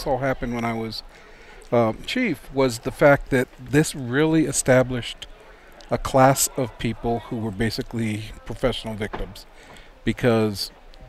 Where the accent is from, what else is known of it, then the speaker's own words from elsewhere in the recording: Tucson, Arizona, United States; I grew up in Tucson.